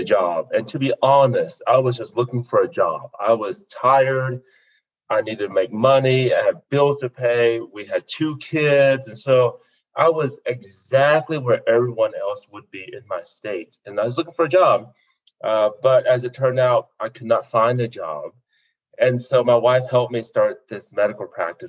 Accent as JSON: {"language": "English", "town": "Fort Smith", "region": "Arkansas", "country": "United States", "tie": "born or raised there", "also_born_or_lived": "South Vietnam", "moved": "yes", "lives_now": "Colorado Springs, United States", "said": "we ended up in Fort Smith, Arkansas. And that's where I grew up, one of 11 kids."}